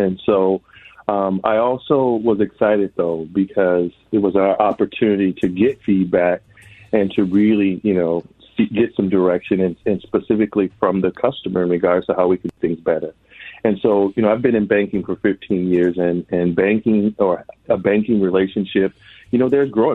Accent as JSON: {"language": "English", "town": "Minneapolis–Saint Paul", "region": "Minnesota", "country": "United States", "tie": "born or raised there", "said": "I grew up here in the Twin Cities"}